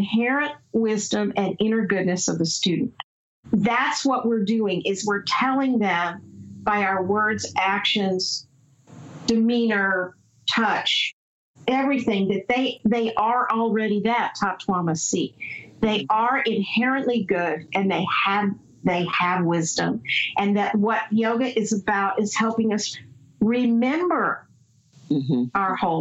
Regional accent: the South, United States; I grew up in the South

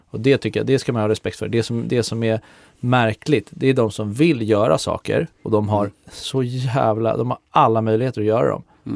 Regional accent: Lidingö, Stockholm County, Sweden; moved away as an adult; now in Stockholm, Sweden; jag är ju från Lidingö så att eh, nu har jag bott i stan sedan jag flyttade hemifrån för 10-15 år sedan

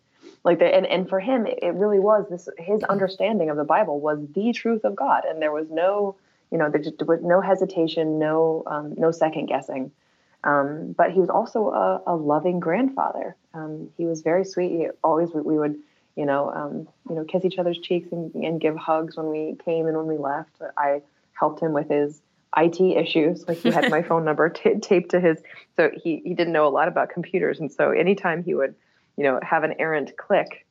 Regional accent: Topeka, Kansas, United States; my hometown of Topeka, Kansas

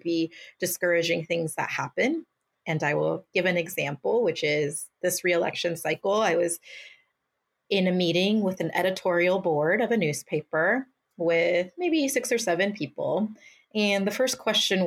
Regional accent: Mountain View, California, United States; my hometown, a community that invested in me

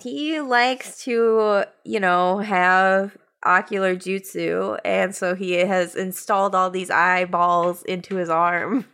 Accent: Michigan, United States; I'm from Michigan

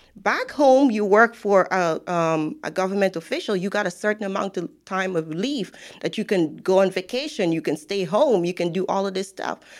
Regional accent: Guyana; moved away as an adult; now in United States; I am from Guyana.

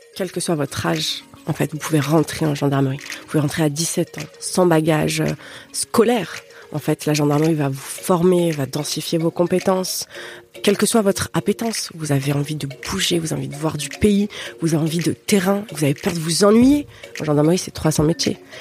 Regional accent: Paris, Île-de-France, France; moved away as an adult; je suis francilienne. Hein, euh, même si j'ai quitté Paris après au euh, gré de ma carrière, voilà, moi, je, suis parisienne

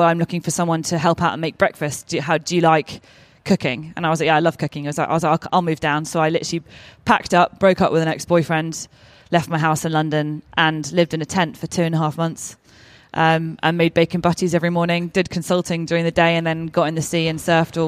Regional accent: Oman; also born or lived in Bahrain / Kenya; And I was brought up in Oman for 10 years and we were on the beach and in the water the entire time. Less so much in Bahrain, and I lived in Kenya as well.

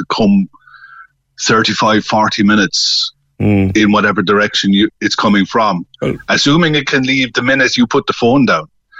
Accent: Newmarket, Munster, Ireland; I'm originally from Newmarket

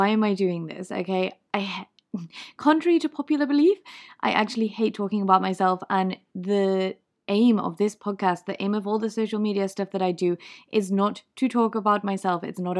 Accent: Liverpool, North West England, United Kingdom; accent: Liverpool; apparently my Liverpool accent is fake. I don't actually have a Liverpool accent, despite the fact that I am from Liverpool in the UK.

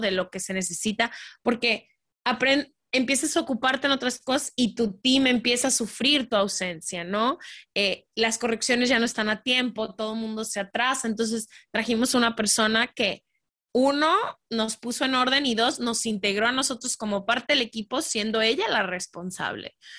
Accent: Guadalajara, Jalisco, Mexico; nací en México, crecí en Guadalajara toda mi vida

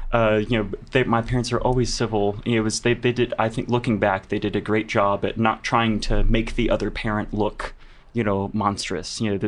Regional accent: St. Louis, Sedalia, Missouri, United States; moved away as an adult; now in New York, United States; whenever I grew up in St. Louis

